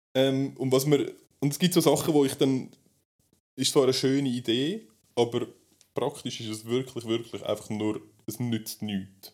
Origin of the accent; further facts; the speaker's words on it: Switzerland; bei uns in der Schweiz